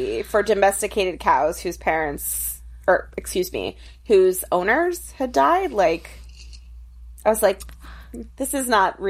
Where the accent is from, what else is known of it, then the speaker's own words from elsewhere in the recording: Connecticut, United States; I grew up in Connecticut, and my parents had that same station wagon.